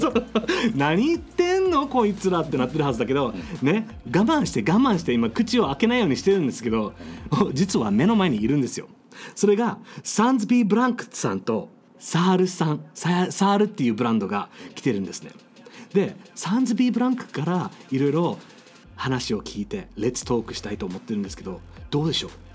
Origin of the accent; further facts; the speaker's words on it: Okinawa, Japan; 俺は沖縄生まれ